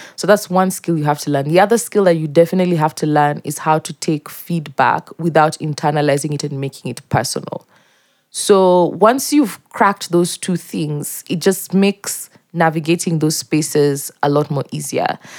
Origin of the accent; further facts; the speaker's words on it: Mombasa, Mombasa County, Kenya; moved away as an adult; also born or lived in Eldoret; now in Nairobi, Kenya; I grew up in Mombasa, um, in multiple neighborhoods